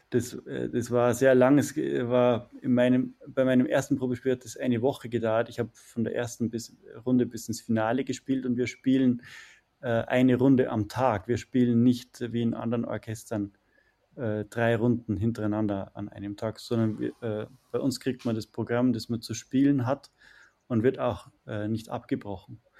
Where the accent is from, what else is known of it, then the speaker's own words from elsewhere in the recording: Bavaria, Germany; ich komme aus der, aus der Umgebung von München. Bin dort aufgewachsen